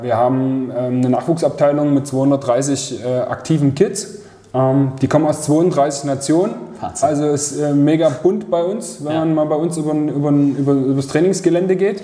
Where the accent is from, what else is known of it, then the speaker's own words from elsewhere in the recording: Leipzig, Saxony, Germany; moved away as an adult; also born or lived in Munich; Ich bin aus München wieder zurück nach Leipzig gezogen, hatte hier eine Arbeitsstelle bekommen, komme ja ursprünglich von hier